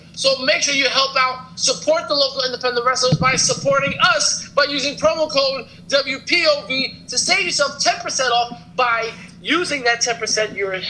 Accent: Toronto, Ontario, Canada; I mean, I'm from the Brooklyn part of Toronto, so... we here, …. All right. We from Canada.

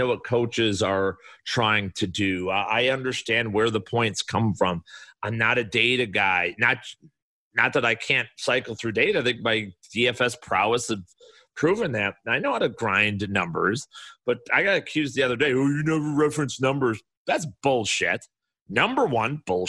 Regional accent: Chicago, Illinois, United States; also born or lived in Bridgeport, Chicago / Burbank, Illinois; I grew up in the South Side, Burbank. I told you guys, Bridgeport, I lived briefly before moving out to the suburbs

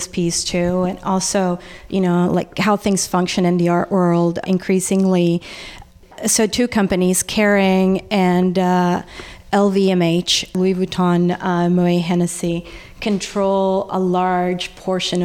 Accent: El Salvador; moved away; When I was growing up in El Salvador

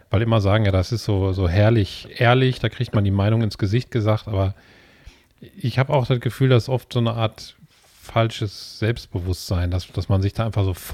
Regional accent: Gelsenkirchen, North Rhine-Westphalia, Germany; born or raised there

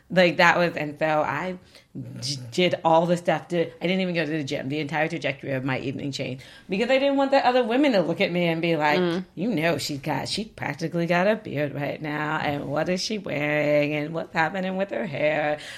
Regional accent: Arkansas, United States; She's from Arkansas. She's gonna side with me. I'm from Arkansas.

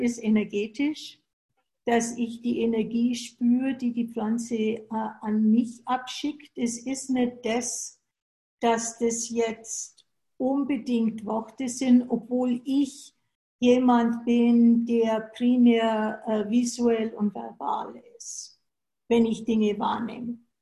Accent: Germany; moved away as an adult; now in United States; Ich bin in Deutschland geboren und bin dann 80, was für zwei bis drei Jahre sein sollte, nach den USA gegangen

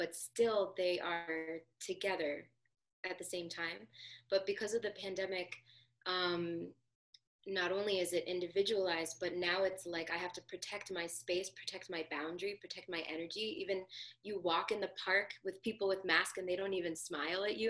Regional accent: New Jersey, United States; I'm from New Jersey

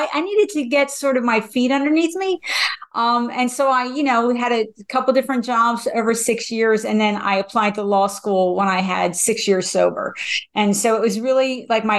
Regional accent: New Jersey, United States; I am from New Jersey

